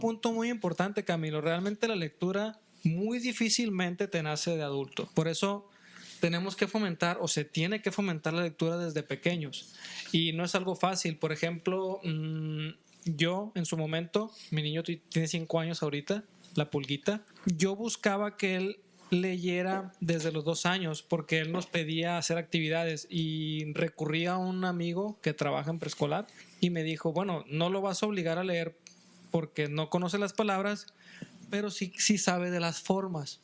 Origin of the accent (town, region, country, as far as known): Mexico